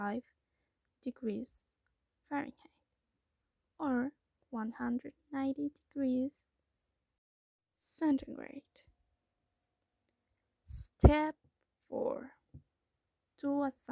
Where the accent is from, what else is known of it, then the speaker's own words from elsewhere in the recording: Costa Rica; I'm from Costa Rica.